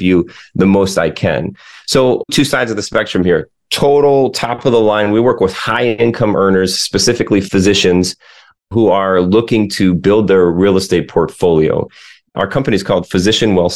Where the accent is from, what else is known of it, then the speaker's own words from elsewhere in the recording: Lake Michigan, United States; I grew up on Lake Michigan, just south of there